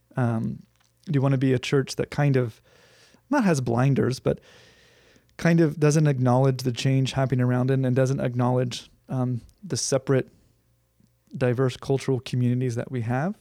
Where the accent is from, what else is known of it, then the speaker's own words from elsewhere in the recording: Huntington Beach, California, United States; I grew up in Huntington Beach